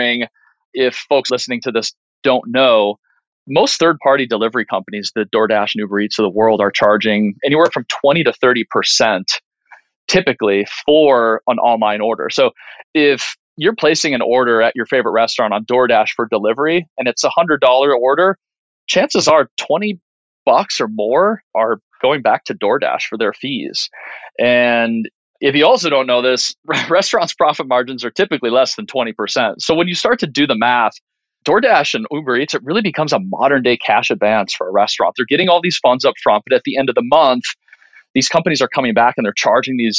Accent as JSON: {"language": "English", "region": "Minnesota", "country": "United States", "tie": "born or raised there", "said": "when I grew up in Minnesota"}